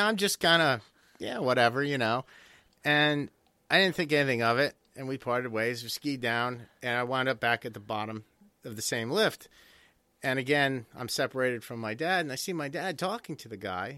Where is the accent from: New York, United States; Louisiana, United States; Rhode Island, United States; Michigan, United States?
Rhode Island, United States; Newport; I'm from Newport